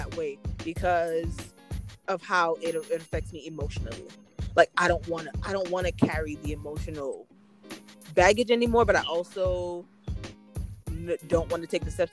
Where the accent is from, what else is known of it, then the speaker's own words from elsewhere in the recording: Antigua & Barbuda; I'm Caribbean, I'm Antiguan